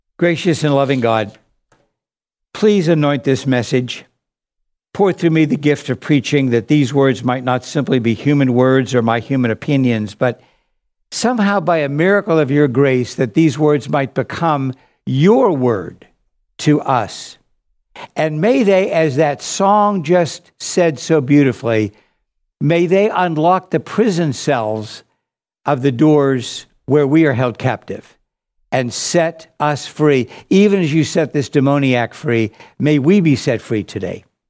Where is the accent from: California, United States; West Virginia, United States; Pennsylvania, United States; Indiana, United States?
Pennsylvania, United States; Pittsburgh; moved away; also born or lived in New York City; When I was a boy growing up in Pittsburgh, Pennsylvania